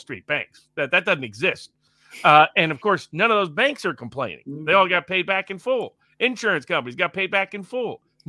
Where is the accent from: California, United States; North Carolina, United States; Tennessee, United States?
Tennessee, United States; East; I'm from East Tennessee